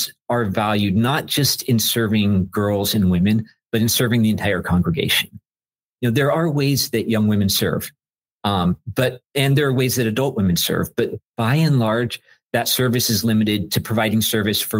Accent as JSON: {"language": "English", "region": "Southern California", "country": "United States", "tie": "born or raised there", "moved": "yes", "lives_now": "Chicago, United States", "said": "I grew up in Southern California."}